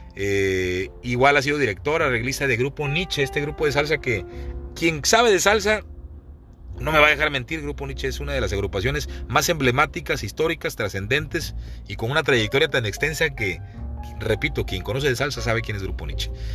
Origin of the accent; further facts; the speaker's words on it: Veracruz, Mexico; moved away; also born or lived in Chiapas; Cuando tú vives lejos de Veracruz, lejos de tu ciudad, lejos del lugar donde naciste